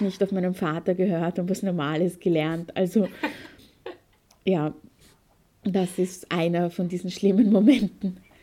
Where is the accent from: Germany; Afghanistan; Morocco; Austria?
Austria; also born or lived in Perchtoldsdorf; ich bin aus Österreich